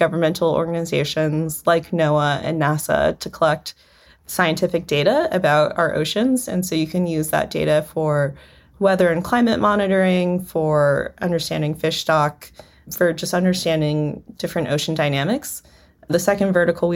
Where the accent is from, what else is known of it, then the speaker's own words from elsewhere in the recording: South Florida, United States; Growing up in South Florida